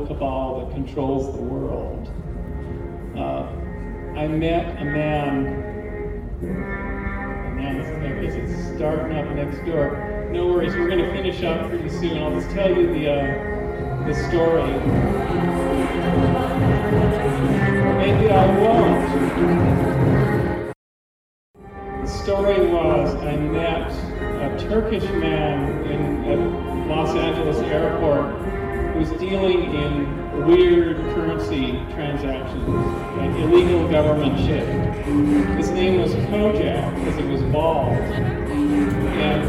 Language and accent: English; Canada; I'm Canadian